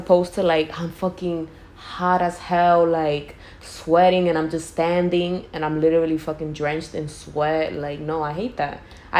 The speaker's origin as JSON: {"language": "English", "region": "New York", "country": "United States", "said": "as a New Yorker, yeah. I was born one of the coldest days in that year."}